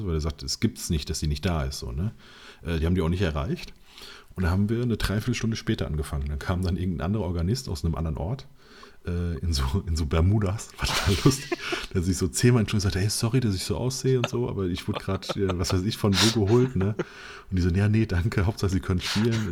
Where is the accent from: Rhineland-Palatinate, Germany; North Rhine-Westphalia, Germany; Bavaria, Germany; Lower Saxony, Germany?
Rhineland-Palatinate, Germany; Mainz; ich bin ja Mainzer